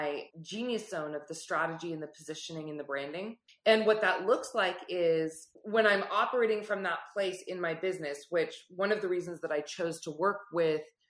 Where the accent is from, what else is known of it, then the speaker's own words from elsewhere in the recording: Silicon Valley, California, United States; I grew up in the Silicon Valley.